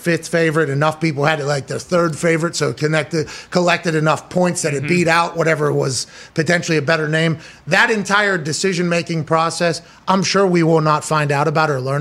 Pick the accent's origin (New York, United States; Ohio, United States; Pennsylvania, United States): Pennsylvania, United States; moved away; I grew up in Pennsylvania